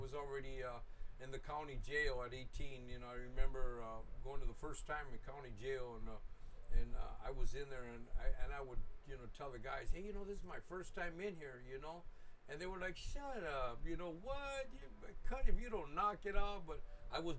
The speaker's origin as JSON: {"language": "English", "town": "Los Angeles", "region": "California", "country": "United States", "tie": "born or raised there", "said": "I grew up right there in Boyle Heights, right there on Soto and Wabash"}